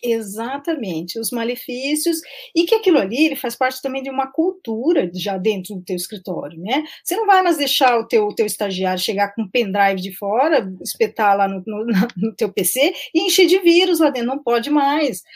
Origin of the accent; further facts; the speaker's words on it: Curitiba, Paraná, Brazil; eu sou de Curitiba